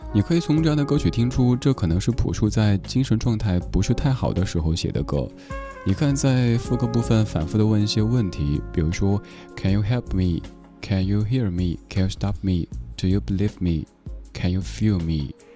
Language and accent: Chinese; Sichuan, China; accent: Sichuanese; 用我嘉年华四川话来说